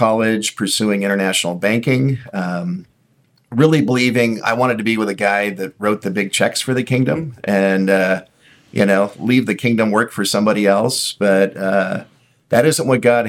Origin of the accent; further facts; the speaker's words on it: Southern California, United States; born and raised in Southern California